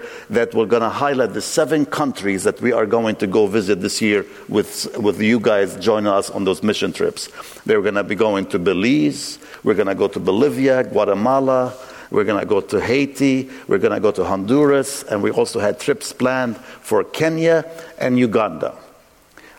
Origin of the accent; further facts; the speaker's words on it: Lebanon; moved away; I grew up in Lebanon, civil wars ravaged us